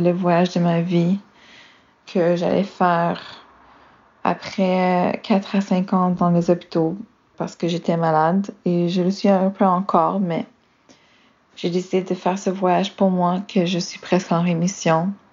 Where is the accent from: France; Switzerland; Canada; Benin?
Canada; je suis une Canadienne qui est maintenant à Melbourne, en Australie, pour faire un voyage.